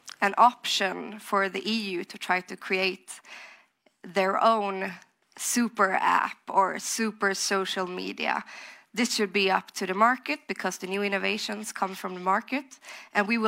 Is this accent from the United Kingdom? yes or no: no; Sweden; I'm from Sweden, and there I also work with fintech